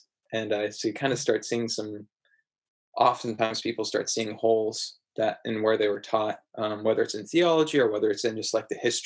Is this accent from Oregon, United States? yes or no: yes; Portland, Oregon, United States; I was born and raised in Portland